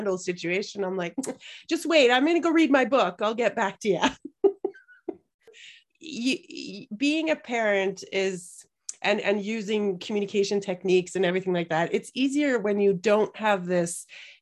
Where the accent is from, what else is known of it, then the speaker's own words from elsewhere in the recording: Canada; now in Sweden; I am a Canadian living in Sweden